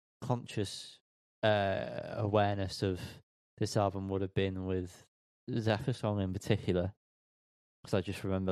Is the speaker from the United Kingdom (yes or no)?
yes; Wales, United Kingdom; I'm not Russian, I'm Welsh